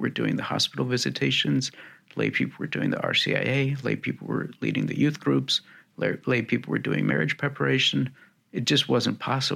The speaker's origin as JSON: {"language": "English", "town": "Fargo", "region": "North Dakota", "country": "United States", "tie": "born or raised there", "also_born_or_lived": "Texas", "moved": "as an adult", "said": "I was raised Catholic in North Dakota"}